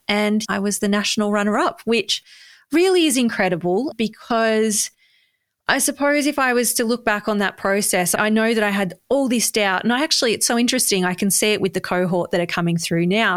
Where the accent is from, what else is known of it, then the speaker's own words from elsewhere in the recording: Bendigo, Victoria, Australia; You know, I've grown up here.